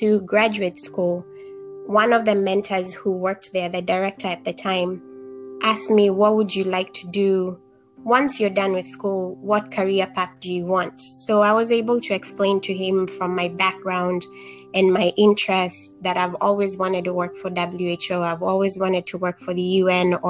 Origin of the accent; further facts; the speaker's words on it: Kenya; moved away; Growing up in Kenya, I was able to see how social disparities affect health of communities